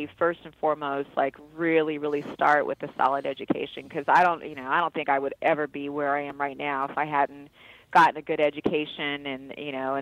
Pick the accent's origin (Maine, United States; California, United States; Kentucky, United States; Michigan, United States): California, United States; Carson; also born or lived in Long Beach, California; we grew up in Carson, California, then Long Beach, California